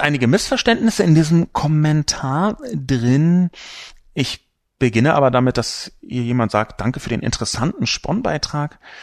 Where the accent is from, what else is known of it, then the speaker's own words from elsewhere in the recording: Berlin, Germany; Ich bin übrigens auch in Berlin geboren